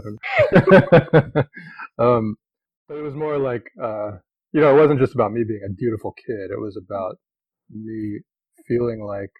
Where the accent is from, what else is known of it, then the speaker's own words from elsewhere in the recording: Rochester, New York, United States; accent: American; moved away as an adult; also born or lived in Northern California; the Indian community where I was growing up in Rochester, New York